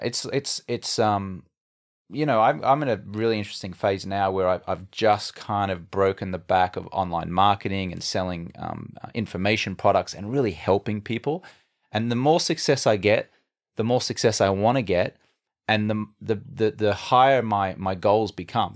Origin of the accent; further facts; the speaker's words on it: Brisbane, Queensland, Australia; moved away as an adult; also born or lived in London / Los Angeles; now in United States; I grew up in Brisbane, Australia